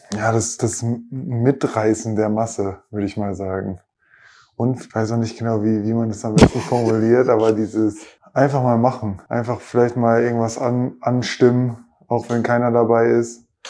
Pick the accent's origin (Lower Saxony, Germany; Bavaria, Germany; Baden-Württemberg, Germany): Lower Saxony, Germany; Oldenburg; moved away; gerade in Oldenburg, dann in meiner Heimat und auch da, wo ich ja klar auch angefangen habe, Basketball zu spielen